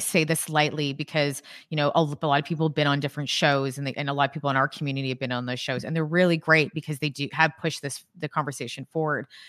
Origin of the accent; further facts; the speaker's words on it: Canada; I'm Canadian